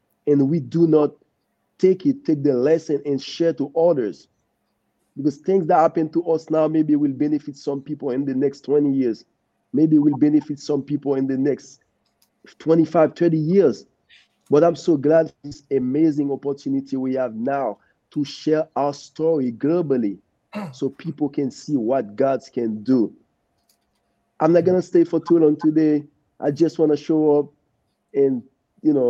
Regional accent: Haiti; moved away; growing up in Haiti in a poor family

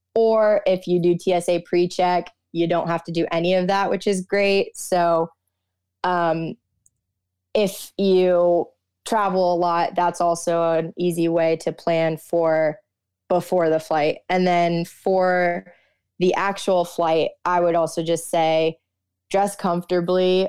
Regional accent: South Florida, United States; moved away as an adult; also born or lived in Austin, Texas; growing up in South Florida

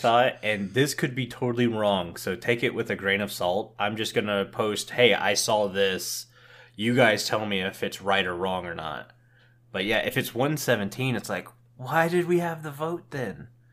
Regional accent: Tampa, Florida, United States; moved away; I was born and raised in Tampa, Florida

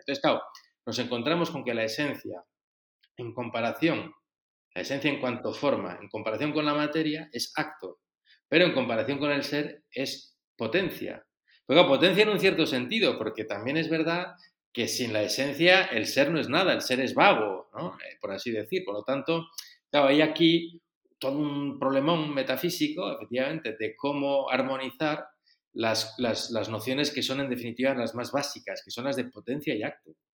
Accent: Spain; moved away as an adult; now in Rome, Italy; yo soy un sacerdote español que vivo desde hace bastantes años en Roma

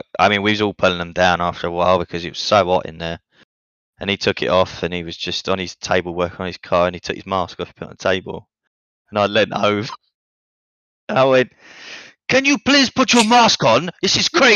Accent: England, United Kingdom; now in Italy; I am Italian. Well, I'm English, but I'm half, I don't know. But I live in Italy.

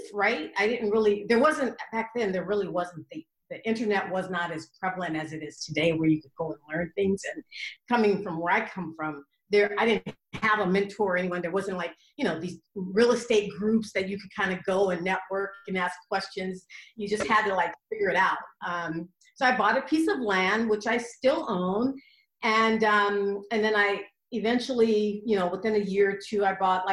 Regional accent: Los Angeles, California, United States; also born or lived in Inglewood, California; I grew up in South Central

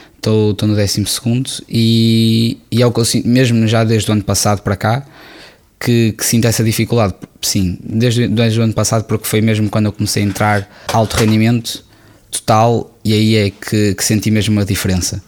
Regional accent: Porto, Norte, Portugal; Eu amo o Porto, tenho muito carinho, claro, é a cidade onde eu nasci

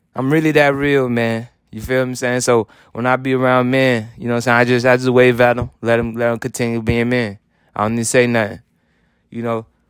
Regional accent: Haiti; moved away; I was born rich in Haiti

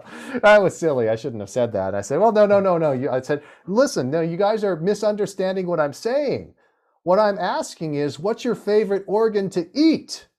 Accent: Santa Monica, California, United States; I was born and raised in Santa Monica, California

